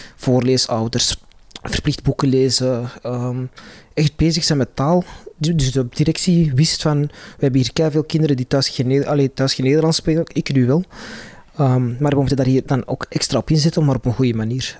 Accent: Antwerp, Flanders, Belgium; Ik ben in Antwerpen opgegroeid

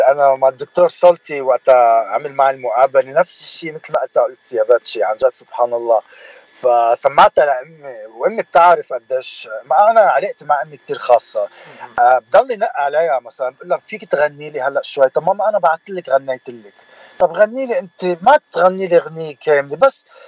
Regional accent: Bednayel, Beqaa, Lebanon; also born or lived in Dearborn, Michigan / Manhattan; now in Los Angeles, United States; من البقاع سهل البقاع من بدنايل ضيعت بدنايل اللي هي مش كتير بعيده عن زحله

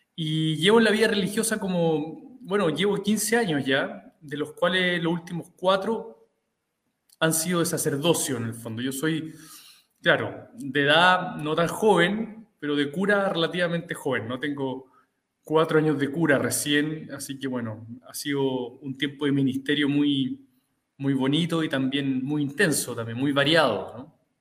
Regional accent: Santiago, Santiago Metropolitan Region, Chile; yo soy de Santiago, soy de una familia de seis hermanos

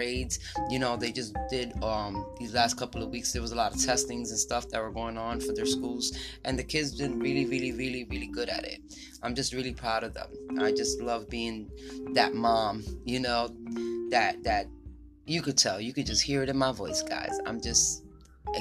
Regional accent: New York, United States; I grew up in New York

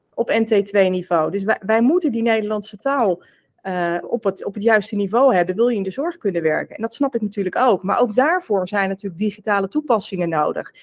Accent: South Holland, Netherlands; Ik ben opgegroeid en woonachtig in Zuid-Holland. Dus ik kom echt uit de Randstad in Nederland

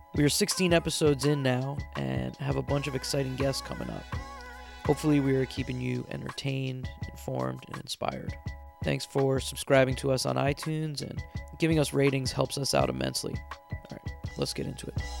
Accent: New Jersey, United States; I grew up in New Jersey

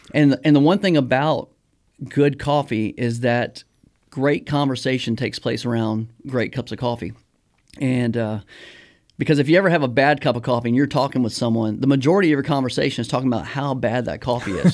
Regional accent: Baton Rouge, Louisiana, United States; growing up in Louisiana, um, I'm from Baton Rouge

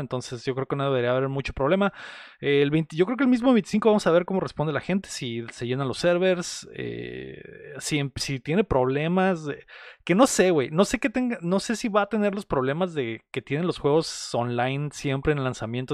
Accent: Mexicali, Baja California, Mexico; somos de Mexicali

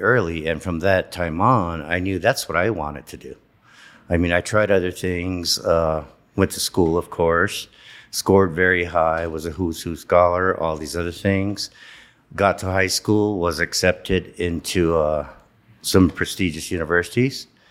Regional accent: San Ildefonso Pueblo, New Mexico, United States; I grew up in the Pueblo. I grew up in my grandparents' house

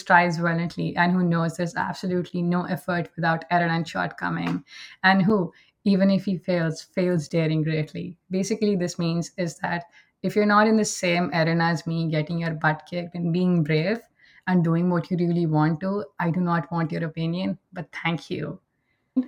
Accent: India; moved away as an adult; now in Canada; I am originally from India, but I migrated to Canada around 2 years back with my entire family.

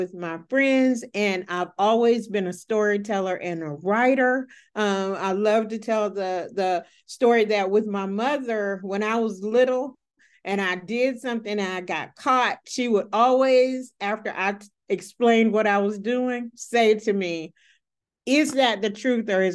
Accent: Gainesville, Florida, United States; I grew up in Pleasant Street, which is the oldest African-American community in Gainesville.

